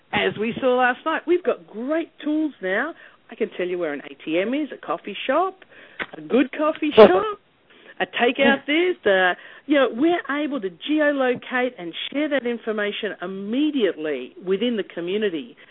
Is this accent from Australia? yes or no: yes; Australia; moved away as an adult; also born or lived in Harlem, New York / Baltimore; now in New York, United States; I'm originally from Australia